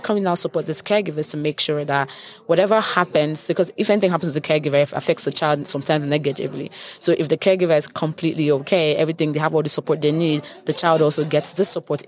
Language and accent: English; Nigeria; moved away; I'm Nigerian